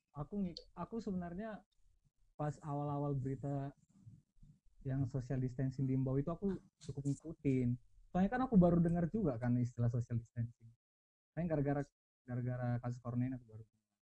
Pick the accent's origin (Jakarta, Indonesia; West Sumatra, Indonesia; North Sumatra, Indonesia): North Sumatra, Indonesia; Pematangsiantar; moved away; kita kan anak Siantar